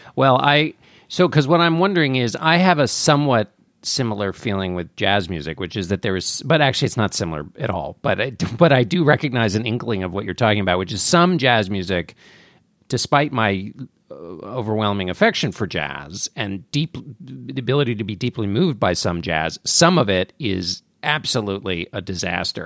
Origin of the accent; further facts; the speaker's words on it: McLean, Virginia, United States; I was born in McLean, Virginia